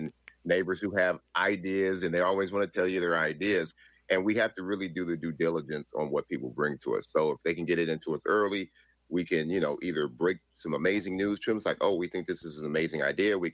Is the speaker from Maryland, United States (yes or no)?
no; Compton, California, United States; I know where I came from growing up in Compton